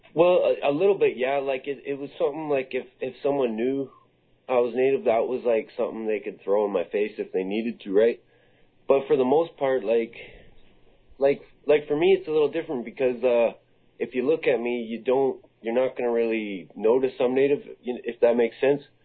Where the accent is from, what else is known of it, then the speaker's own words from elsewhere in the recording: Comox Valley, British Columbia, Canada; I grew up in the Comox Valley. This is where I was born, and uh, I went to school here